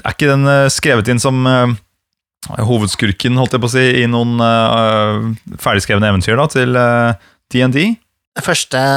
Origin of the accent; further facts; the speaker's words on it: Egersund, Rogaland, Norway; Jeg er fra Vestlandet, jeg er fra Egersund.